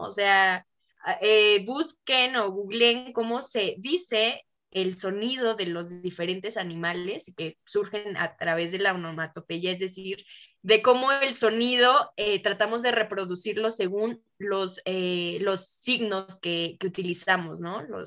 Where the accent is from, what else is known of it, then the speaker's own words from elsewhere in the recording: Mexico; yo no comprendía estando en Ecuador siendo una mexicana